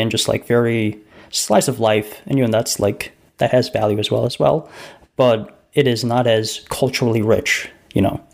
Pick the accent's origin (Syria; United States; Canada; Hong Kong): United States; as an American